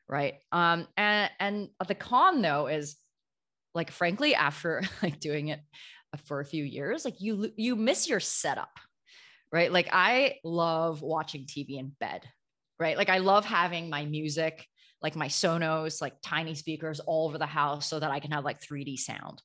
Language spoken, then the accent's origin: English; Canada; moved away as an adult; also born or lived in New York; now in Amsterdam, Netherlands; I grew up in Canada, but moved to New York a few years ago